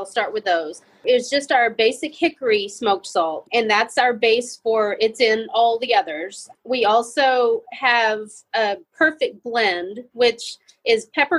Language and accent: English; Texas, United States; we're from Texas. So, close to New Mexico